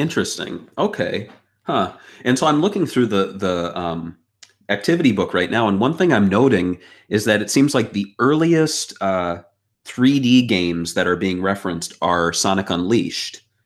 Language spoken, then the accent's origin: English; Midwest, United States; growing up, uh, you know, I, I'm an American. I was in the Midwest